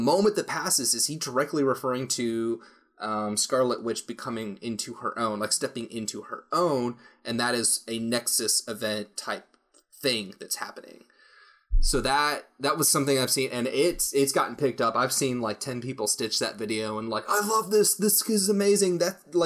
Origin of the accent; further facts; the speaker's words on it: United States; as an American